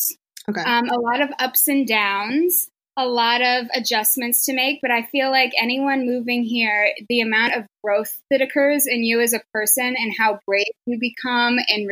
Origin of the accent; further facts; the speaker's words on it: Kansas, United States; moved away as an adult; now in New York City, United States; I grew up in Kansas